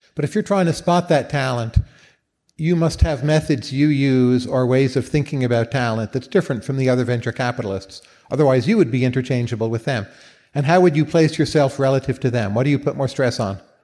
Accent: Northern Virginia, United States; also born or lived in Northeast US; I come from Northern Virginia, the Washington D.C. area

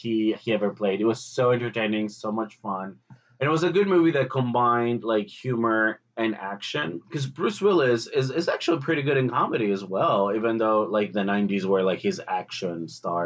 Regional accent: Greece; I grew up in Greece with a lot of sci-fi TV shows

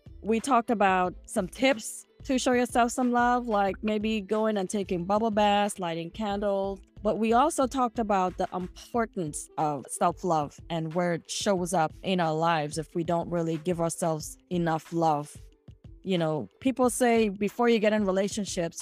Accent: U.S. Virgin Islands; moved away; some of the dialect that we use in St. Thomas

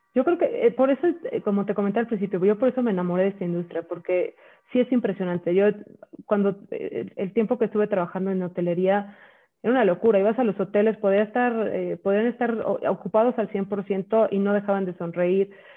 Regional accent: Mexico; yo soy mexicana

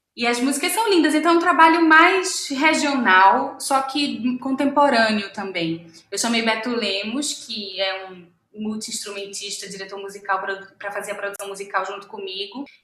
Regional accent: Pernambuco, Brazil; moved away as an adult; now in Rio de Janeiro, Brazil; eu sou pernambucana

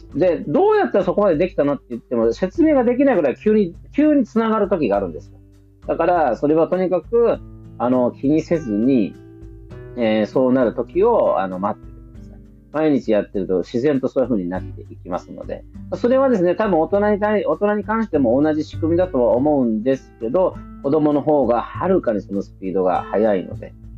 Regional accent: Japan; moved away as an adult; 日本人として生まれて、高校、浪人まで日本にいましたと

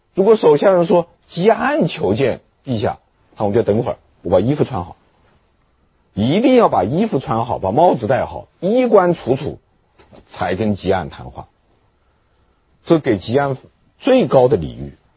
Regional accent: China; 我们中国人

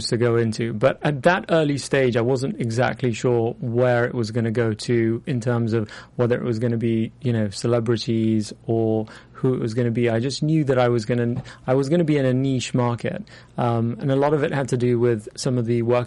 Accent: London, United Kingdom; moved away as an adult; now in Los Angeles, United States; as a Londoner, I have to say, no matter how, I think even if I'll be here for 50 years, it'll always be new for me, because having had that, you know, that upbringing in London

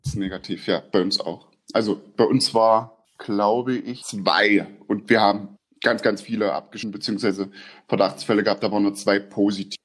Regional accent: eastern Germany, Germany; moved away as an adult; now in Austria; Bei uns im Osten

